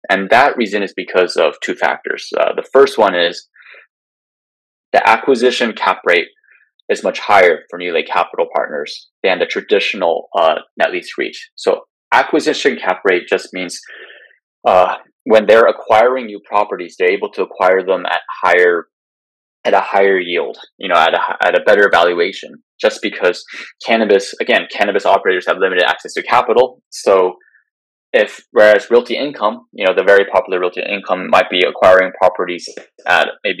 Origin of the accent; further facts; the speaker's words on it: California, United States; my home state of California